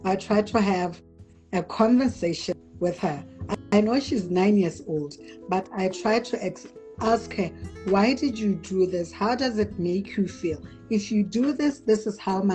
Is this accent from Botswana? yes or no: yes; Francistown, North-East District, Botswana; I was born in Francistown for the most part of my earlier years. I stayed with my grandmother.